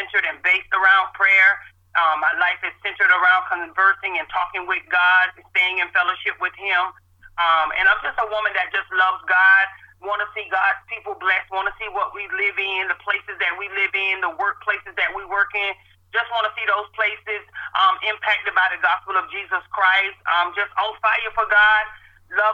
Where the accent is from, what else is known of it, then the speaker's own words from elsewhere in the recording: Tallahassee, Florida, United States; I'm born and raised in Tallahassee.